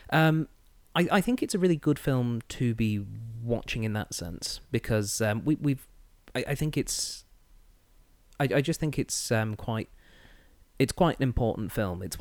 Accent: New Zealand

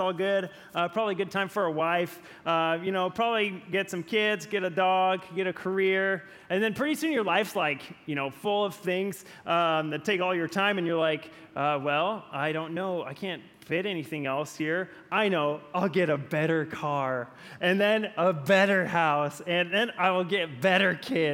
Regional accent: Gaston, Oregon, United States; the town near where I grew up in Gaston, Oregon.

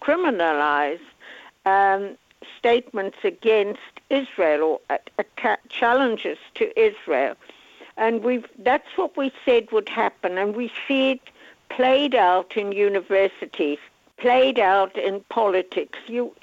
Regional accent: South Africa; I come from South Africa, and it was the same.

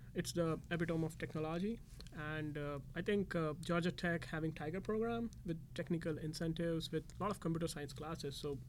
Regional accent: India; moved away as an adult; now in Atlanta, United States; I'm from India. Before this, I was working for high-tech company Dell in India

